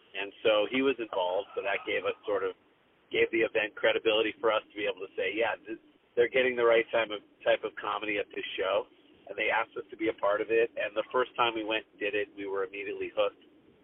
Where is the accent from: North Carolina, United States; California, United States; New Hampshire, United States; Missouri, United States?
Missouri, United States; St. Louis; moved away; we came from St. Louis, so Midwest